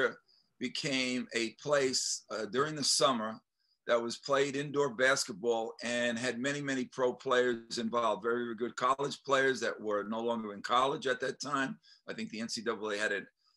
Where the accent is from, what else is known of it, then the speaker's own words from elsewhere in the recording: New York City, New York, United States; I grew up in the East New York section of Brooklyn